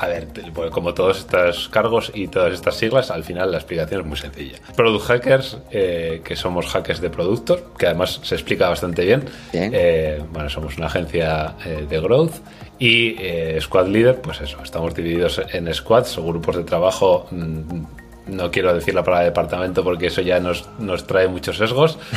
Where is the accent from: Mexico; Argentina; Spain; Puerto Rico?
Spain; Navarre; now in Valencia, Spain; soy navarro, como Santana, pero vivo en Valencia